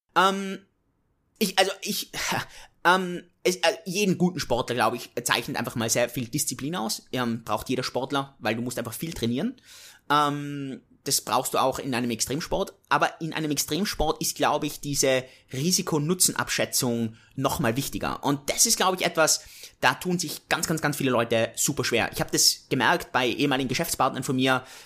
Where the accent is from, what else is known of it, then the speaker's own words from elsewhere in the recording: Innsbruck, Tyrol, Austria; Ich komme aus Innsbruck, aus den Bergen